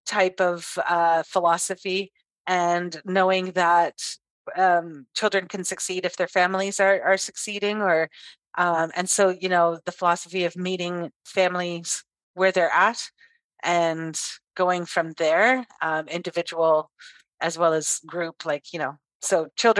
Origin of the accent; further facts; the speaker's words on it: Ottawa, Ontario, Canada; I am the youngest of seven, born and raised in Ottawa.